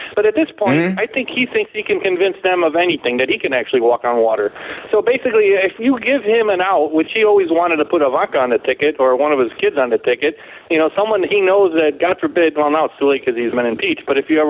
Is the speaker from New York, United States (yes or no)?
yes; Rochester, New York, United States; accent: New York, Rochester; now in Florida, United States; My accent's New York, Rochester